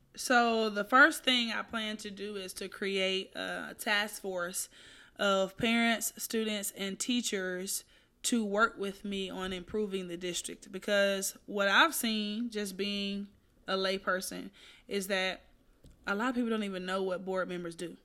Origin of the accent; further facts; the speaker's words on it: Atlanta, Georgia, United States; now in Houston, United States; from Southwest Atlanta, who moved to Houston